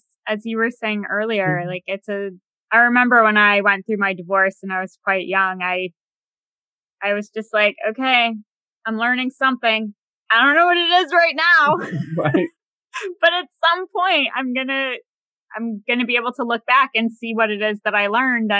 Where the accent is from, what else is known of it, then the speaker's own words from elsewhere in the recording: Massachusetts, United States; now in DC area, United States; I'm outside of the DC area, but I'm from Massachusetts